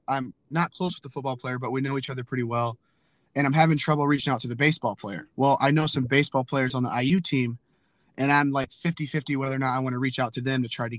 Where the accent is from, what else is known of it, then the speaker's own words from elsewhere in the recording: Fort Wayne, Indiana, United States; I'm from Fort Wayne.